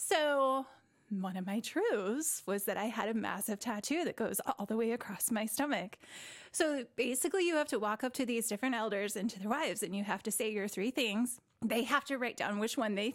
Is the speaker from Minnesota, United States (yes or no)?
no; Illinois, United States; I was born in Illinois